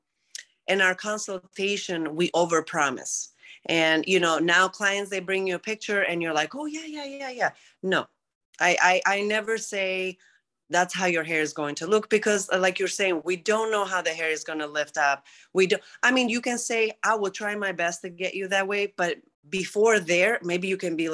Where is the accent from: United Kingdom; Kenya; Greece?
Greece; English is a second language; moved away; I'm originally from Greece, since you said about my accent earlier.